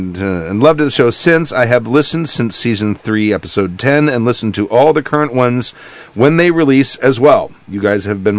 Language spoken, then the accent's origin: English; Texas, United States; moved away; I started listening a couple months ago when I originally made the long drive out here from my home state of Texas